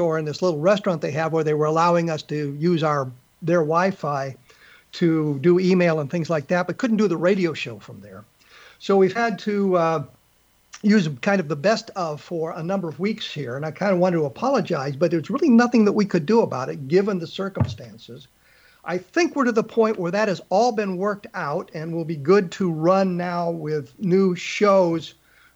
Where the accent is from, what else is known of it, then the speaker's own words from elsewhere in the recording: Aurora, Colorado, United States; I grew up in Denver, Colorado, actually Aurora